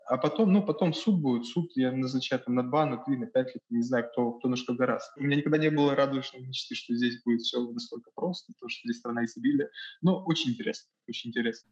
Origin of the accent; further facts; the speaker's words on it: Vladivostok, Primorsky Krai, Russia; moved away as an adult; now in New York, United States; Я сам из Владивостока